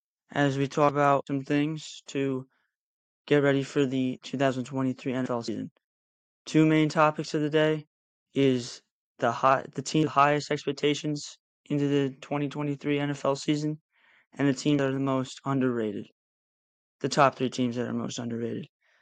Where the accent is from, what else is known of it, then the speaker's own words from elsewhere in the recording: New York, United States; not only because I'm a New Yorker